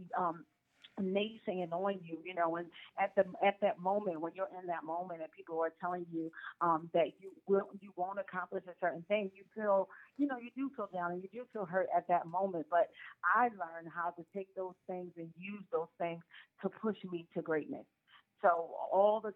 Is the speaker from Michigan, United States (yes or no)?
no; Philadelphia, Pennsylvania, United States; I grew up in Philadelphia